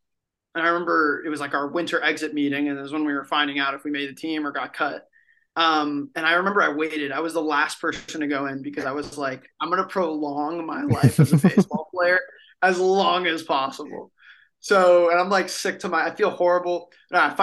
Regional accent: Miami, Florida, United States; I'm from Miami, Miami, Florida

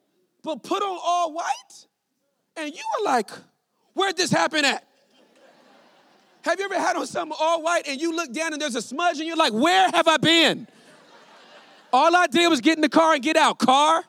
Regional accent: California, United States; I was born and raised in California

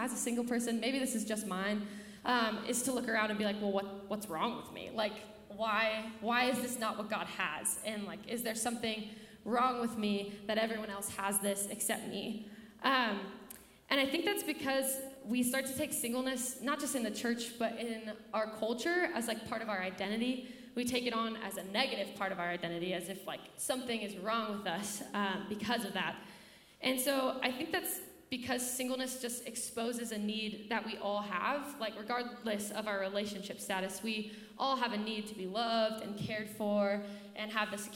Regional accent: Carson City, Nevada, United States; now in Incline Village, United States; I grew up in Carson City, Nevada, so just down the hill.

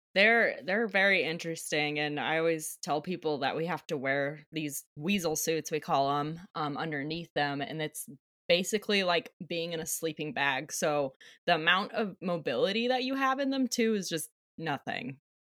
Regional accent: Flagstaff, Arizona, United States; moved away as an adult; also born or lived in Hawaii; now in Alaska, United States; I was born and raised in Flagstaff, Arizona

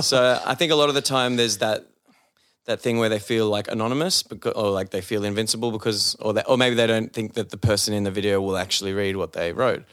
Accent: Sydney, New South Wales, Australia; being an Aussie

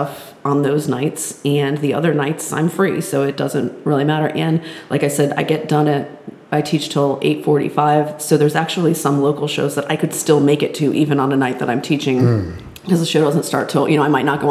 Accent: Connecticut, United States; moved away; We're all originally from Connecticut

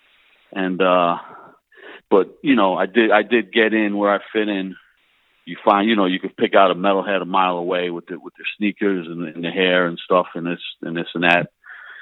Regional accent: Pennsylvania, United States; also born or lived in New Jersey; I was born in Jersey. Spent like my early like little kid years there. Then moved to Pennsylvania, like an hour away. But all the family was still back in Jersey. So between Pennsylvania and New Jersey, you know, for the rest of my years

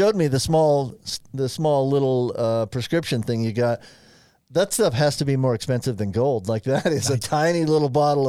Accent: Florida, United States; now in Utah, United States; I grew up in Florida. I didn't really grow up in Utah.

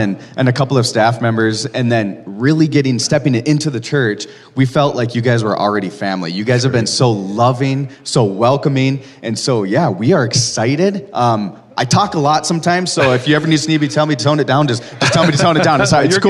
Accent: North Dakota, United States; We come from North Dakota. I'm not sure if a lot of you have been there or not, but yeah, we are just really excited. We were youth pastors back in Fargo, North Dakota

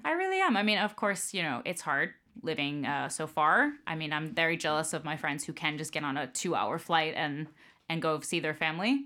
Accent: Tampa, Florida, United States; moved away; family's from New York, but I grew up, uh, in Florida, in Tampa.

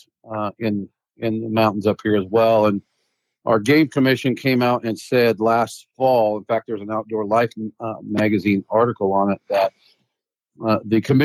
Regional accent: southeastern Washington, United States; moved away as an adult; I'm from a small town in southeastern Washington, near Lewiston, Idaho, just inside the Washington border, about 30 miles. I grew up on a wheat and cattle ranch there.

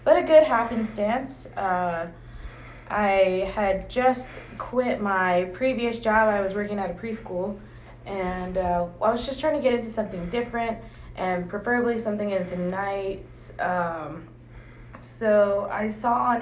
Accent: San Antonio, Texas, United States; I was born and raised here in San Antonio

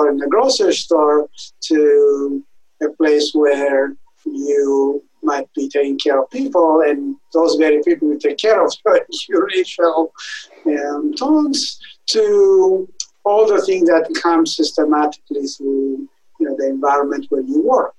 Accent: Ethiopia; moved away as an adult; also born or lived in Italy / Germany; now in Wisconsin, United States; I am originally from Ethiopia, where I grew up.

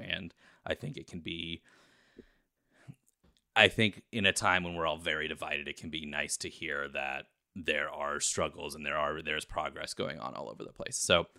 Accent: Kentucky, United States; when I tell people that I'm from Kentucky

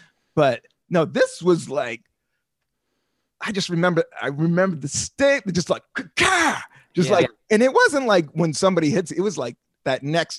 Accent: Washington, District of Columbia, United States; also born or lived in Southern United States; I come from Northeast DC in the 70s and then the most hardcore redneck town in the South.

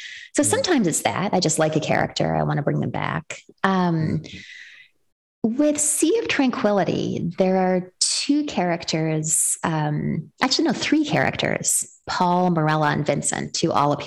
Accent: Western Canada, Canada; moved away as an adult; now in United States; I was born and raised in Western Canada and then immigrated to the United States as a young adult.

